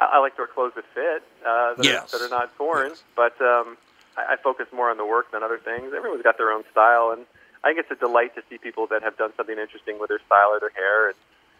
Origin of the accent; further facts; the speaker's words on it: Columbia, Maryland, United States; moved away; also born or lived in Pennsylvania / Central Virginia / Boston; grew up in Columbia, Maryland